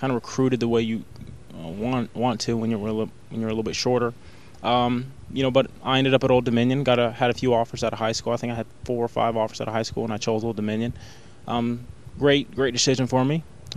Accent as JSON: {"language": "English", "town": "Myrtle Beach", "region": "South Carolina", "country": "United States", "tie": "born or raised there", "said": "Growing up in Myrtle Beach"}